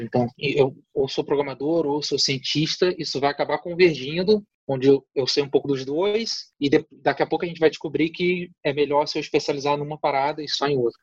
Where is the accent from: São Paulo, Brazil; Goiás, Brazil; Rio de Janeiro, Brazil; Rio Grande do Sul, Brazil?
Rio de Janeiro, Brazil; interior of Rio de Janeiro state, Brazil; also born or lived in Campos dos Goytacazes; sou do interior do estado do Rio de Janeiro e fiz a faculdade em Campos